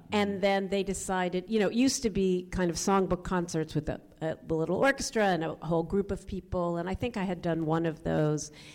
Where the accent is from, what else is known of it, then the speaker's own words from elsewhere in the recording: a Washington D.C. suburb, Maryland, United States; moved away; also born or lived in New York; I grew up in a, a Washington D.C. suburb